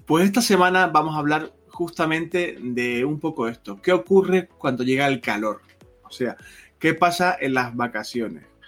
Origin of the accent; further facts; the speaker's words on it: Canary Islands, Spain; moved away; yo soy de Canarias